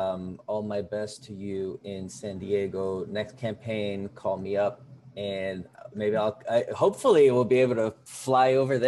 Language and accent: English; Rio de Janeiro, Brazil; now in United States; I was born in Rio de Janeiro